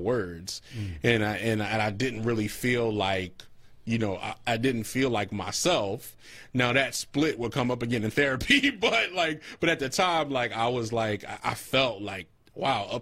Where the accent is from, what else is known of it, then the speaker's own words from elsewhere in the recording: Philadelphia, Pennsylvania, United States; I grew up on Knox Street